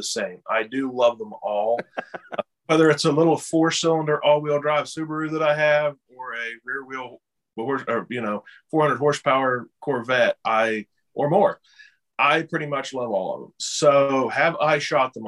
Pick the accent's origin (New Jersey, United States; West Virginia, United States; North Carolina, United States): West Virginia, United States; I am from West Virginia